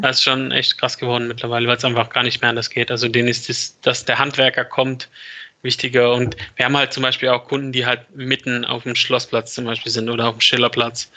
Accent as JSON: {"language": "German", "town": "Stuttgart", "region": "Baden-Württemberg", "country": "Germany", "said": "bei uns in Stuttgart"}